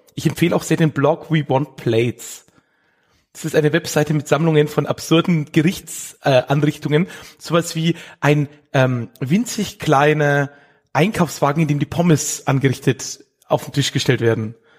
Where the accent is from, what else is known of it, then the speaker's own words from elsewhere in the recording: Erlangen, Bavaria, Germany; ich bin in Erlangen geboren